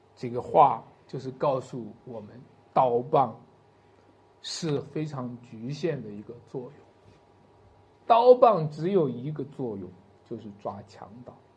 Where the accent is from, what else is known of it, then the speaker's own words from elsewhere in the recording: China; 我们中国人